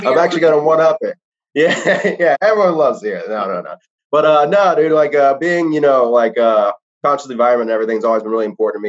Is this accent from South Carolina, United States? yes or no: yes; South Carolina, United States; moved away as an adult; now in Alabama, United States; I grew up in South Carolina